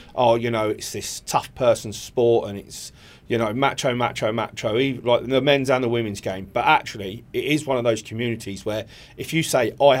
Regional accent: Eastbourne, South East England, United Kingdom; I'm originally from Eastbourne

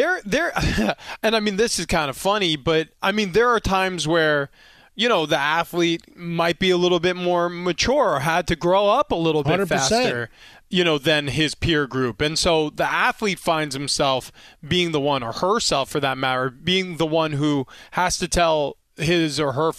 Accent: New York, United States; And again, I grew up in Long Island, New York.

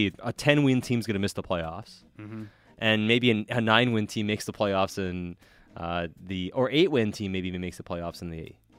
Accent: Sweden; now in Canada; I grew up in Sweden.

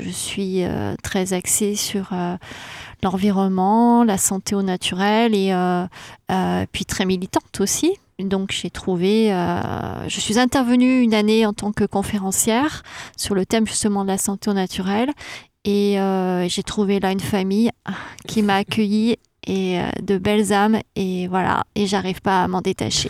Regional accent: Saint-Chamond, Auvergne-Rhône-Alpes, France; moi, je suis du, coin de Saint-Chamond, donc qui est sur ce territoire du Gier

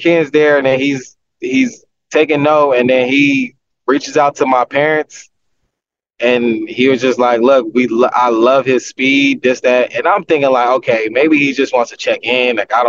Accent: California, United States; Like growing up in Southern California, those were the teams that you wanted to play for.

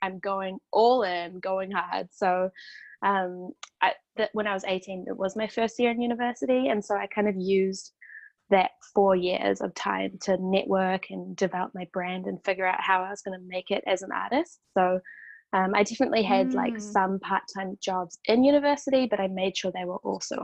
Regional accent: New Zealand; moved away as an adult; also born or lived in Wellington, New Zealand; now in Canada; I'm Kiwi

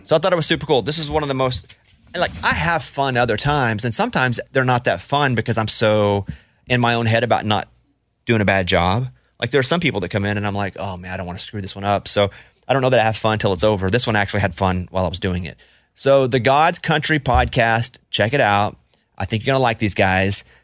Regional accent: Mountain Pine, Arkansas, United States; moved away; I grew up in Mountain Pine, Arkansas

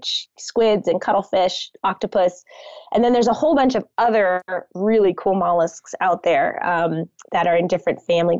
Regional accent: Connecticut, United States; moved away; I grew up on the Long Island Sound on the shores of Connecticut

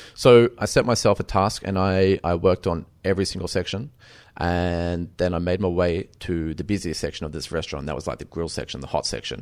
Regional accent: Bundaberg, Queensland, Australia; moved away; After I started my apprenticeship, uh, in, in, in Bundaberg

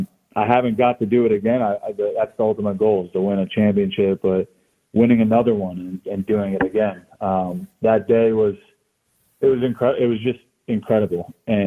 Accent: Florida, United States; I mean, I grew up down here in Florida, but have a lot of strong, all my family is from New Jersey, right outside of the city.

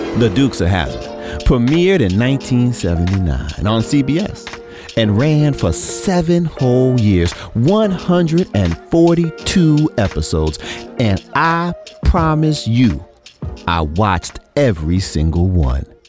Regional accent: New York City, New York, United States; a little black kid growing up in Brooklyn

